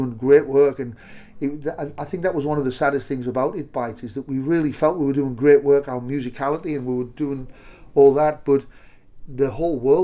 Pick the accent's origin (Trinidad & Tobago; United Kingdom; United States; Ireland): United Kingdom; Cumbria, North West England; we're both from Cumbria